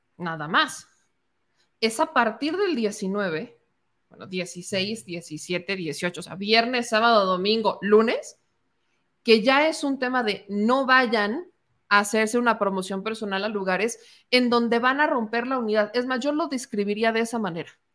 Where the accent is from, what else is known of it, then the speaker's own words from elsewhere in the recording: Mexico; somos mexicanos